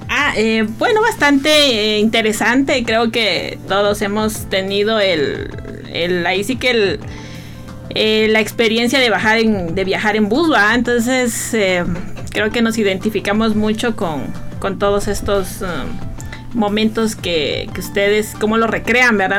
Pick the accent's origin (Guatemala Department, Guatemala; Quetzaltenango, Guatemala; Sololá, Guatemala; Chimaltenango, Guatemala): Chimaltenango, Guatemala; soy originaria de Maltenango